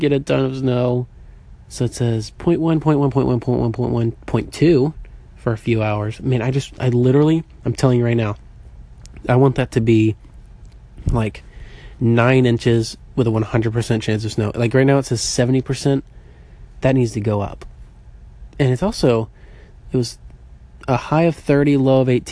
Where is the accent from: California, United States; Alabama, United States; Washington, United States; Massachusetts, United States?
Alabama, United States; Birmingham; moved away; Growing up in Birmingham, Alabama